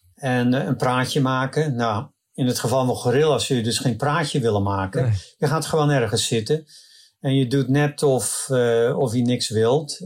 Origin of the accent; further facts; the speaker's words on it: Netherlands; now in California, United States; ik voel me nog steeds in hart en ziel Nederlander